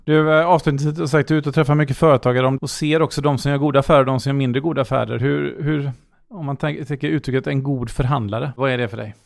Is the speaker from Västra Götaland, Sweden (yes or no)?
yes; Gothenburg, Västra Götaland, Sweden; som göteborgare vill jag att det här ska vara världens bästa stad att bo